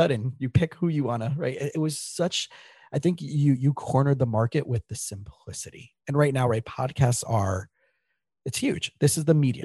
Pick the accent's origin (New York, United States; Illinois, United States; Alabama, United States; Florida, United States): Florida, United States; South; I grew up in South Florida